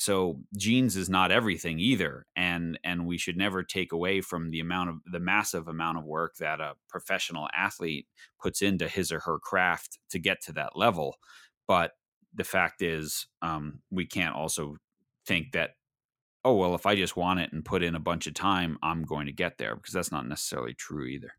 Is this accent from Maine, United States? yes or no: no; Long Island, New York, United States; growing up on Long Island